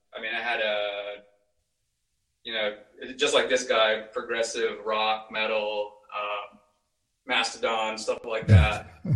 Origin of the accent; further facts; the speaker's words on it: San Antonio, Texas, United States; now in Dallas, United States; I'm from San Antonio